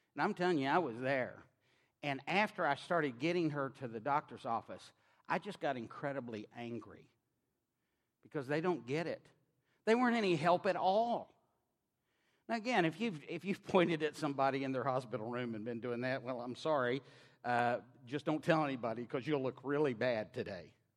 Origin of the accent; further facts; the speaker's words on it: Knoxville, Tennessee, United States; accent: drawl; now in Maryland, United States; I grew up on the University of Tennessee campus in Knoxville, Tennessee